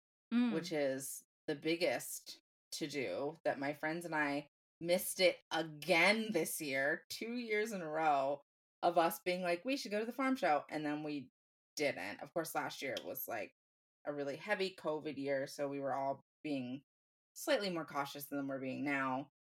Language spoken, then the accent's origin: English; Franklin County, Pennsylvania, United States; Franklin County Fair is the fair in my hometown, my home county.